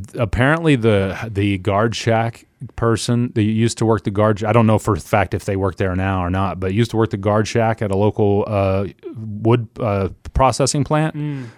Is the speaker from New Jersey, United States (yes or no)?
no; Oklahoma City, Oklahoma, United States; moved away; I was born and raised in Oklahoma City